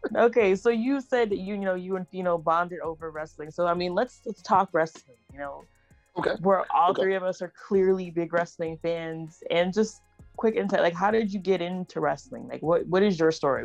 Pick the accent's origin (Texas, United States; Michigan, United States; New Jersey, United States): Texas, United States; I'm from Texas